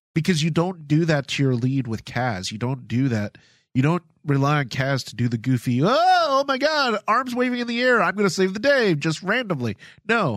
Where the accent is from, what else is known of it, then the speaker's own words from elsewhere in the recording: Philippines; moved away; I come from the Philippines. My family's from the Philippines.